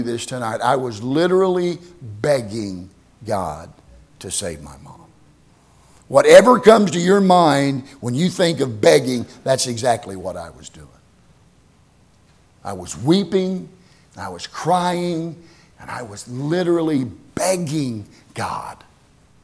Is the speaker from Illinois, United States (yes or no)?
no; Tyrone, Oklahoma, United States; moved away; the little town that I grew up in Oklahoma, Tyrone.